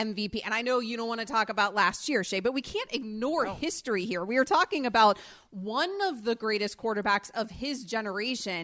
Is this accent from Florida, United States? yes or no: yes; Florida, United States; as a Floridian